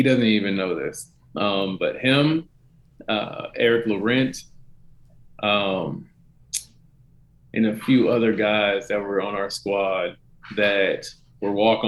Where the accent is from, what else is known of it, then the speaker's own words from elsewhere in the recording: Denton, Texas, United States; back in my hometown in Denton, Texas.